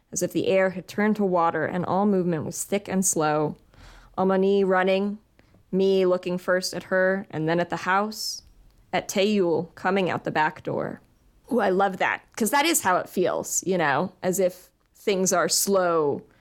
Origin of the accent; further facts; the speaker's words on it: Virginia, United States; We are both from Virginia. We both went to public school in Virginia